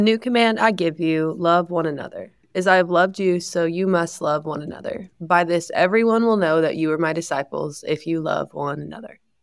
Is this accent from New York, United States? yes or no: no; Ohio, United States; moved away; I'm from Ohio, our families are really far away